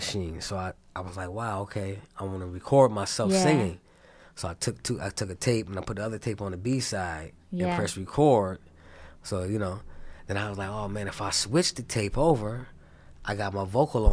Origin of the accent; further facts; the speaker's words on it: Rochester, New York, United States; Rochester, New York, born and raised there